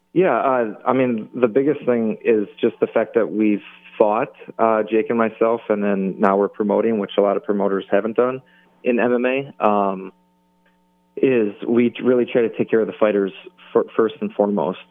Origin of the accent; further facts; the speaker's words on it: Milwaukee, Wisconsin, United States; right here in my my hometown